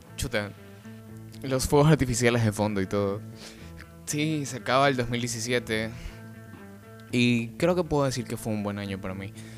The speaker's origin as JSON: {"language": "Spanish", "country": "Ecuador", "lives_now": "Guayaquil, Ecuador", "said": "vivo en la ciudad de Guayaquil, Ecuador, un bello país"}